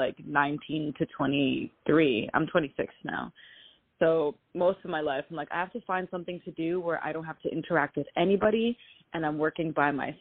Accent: New York City, New York, United States; I am a born and raised New Yorker, so I was between Manhattan, the Bronx, and Westchester County

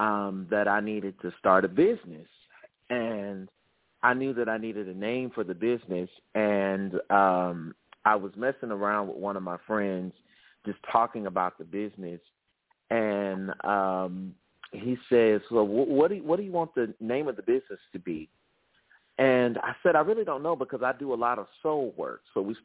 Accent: the South, United States; So growing up in the South, all Southern men were taught to be macho. And unfortunately, that was not my case.

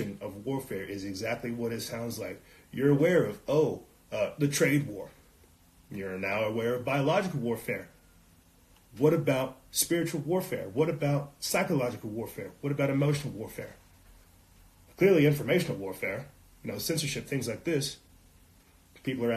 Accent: South Carolina, United States; now in New Mexico, United States; I'm out here in New Mexico and I come from South Carolina

